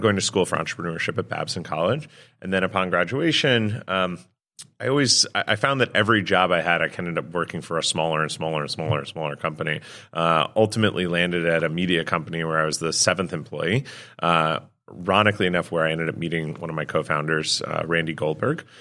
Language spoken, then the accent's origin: English; New York, United States; Born and raised in New York